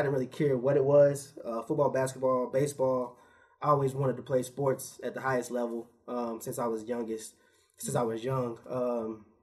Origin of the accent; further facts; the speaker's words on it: Lexington, Kentucky, United States; also born or lived in Virginia; I'm born and raised here in Lexington, Kentucky